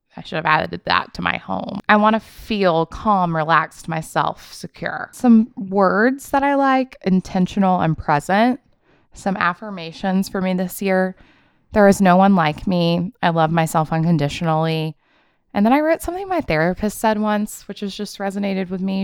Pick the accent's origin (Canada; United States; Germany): United States; Memphis, Tennessee; now in Charlotte, United States; I want to go to Memphis with her. That's my hometown